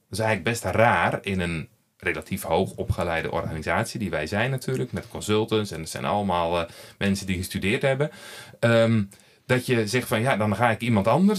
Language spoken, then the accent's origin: Dutch; Netherlands; moved away as an adult; now in Belgium; je hoort het al aan mijn spraak. Ik kom uit Nederland, kan daar niks aan doen. Ik ben daar geboren.